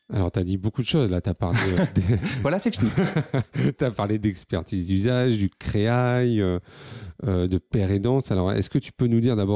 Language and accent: French; Lille, Hauts-de-France, France; je suis comme à la maison, euh, puisque je suis lillois